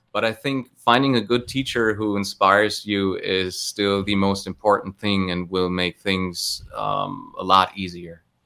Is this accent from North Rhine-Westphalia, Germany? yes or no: yes; Cologne, North Rhine-Westphalia, Germany; in and around my hometown of Cologne